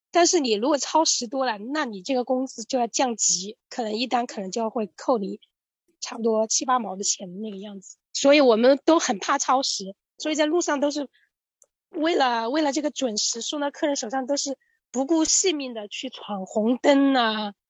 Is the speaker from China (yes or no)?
yes; Hubei, China; moved away as an adult; now in Shanghai, China; 我来自湖北，在上海这个浦东新区这边做美团外卖骑手已经两年了